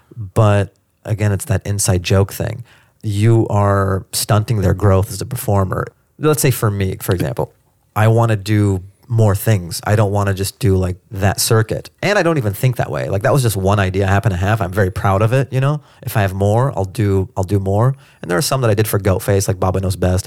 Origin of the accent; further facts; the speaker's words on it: Seattle, Washington, United States; now in Los Angeles, United States; I grew up in Seattle.